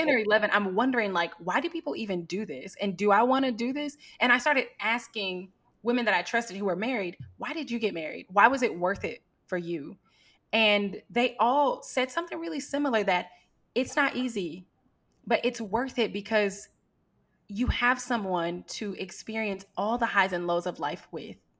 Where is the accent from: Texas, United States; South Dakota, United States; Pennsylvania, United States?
Texas, United States; Houston; also born or lived in Atlanta / Southeast Asia; I was born and raised in Houston, and I moved away from Houston when I went to college in Atlanta